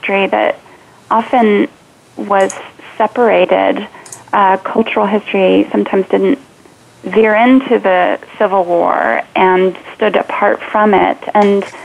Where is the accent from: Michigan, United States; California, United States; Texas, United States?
California, United States; growing up in California